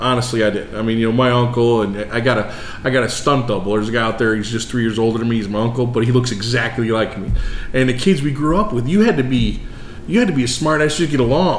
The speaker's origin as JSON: {"language": "English", "town": "Chicago", "region": "Illinois", "country": "United States", "tie": "born or raised there", "said": "I grew up on the south side of Chicago."}